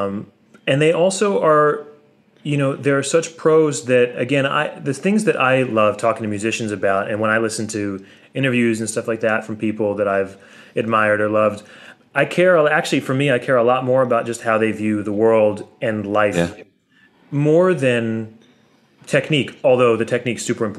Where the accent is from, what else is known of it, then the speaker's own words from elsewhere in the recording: Brooklyn, New York, United States; I maybe didn't say it, but I grew up in New York City. And I didn't grow up at all, like bluegrass had to find... I had to find it.